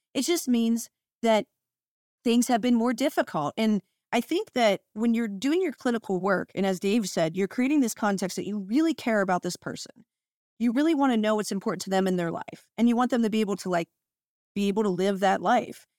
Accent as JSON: {"language": "English", "country": "United States", "moved": "yes", "lives_now": "Washington State, United States", "said": "I'm from Ohio in Pennsylvania area"}